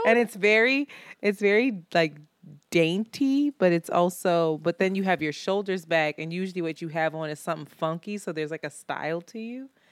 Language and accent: English; Philadelphia, Pennsylvania, United States; I'm from Philly.